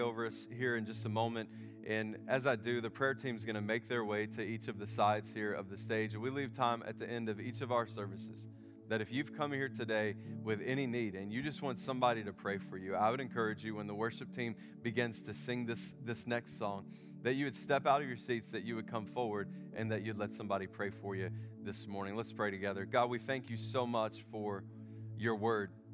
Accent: United States; I'm an American

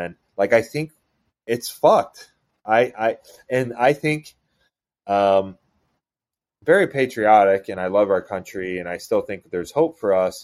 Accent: Seneca Falls, New York, United States; where I grew up in New York, birthplace of women's rights, right? Like Seneca Falls, New York

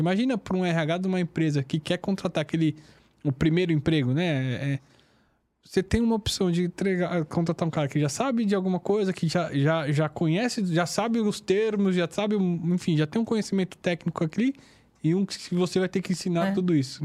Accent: Taboão da Serra, São Paulo, Brazil; eu nasci, é, fui criado no, no Jardim Império Saara, é uma região periférica do, do Taboão da Serra

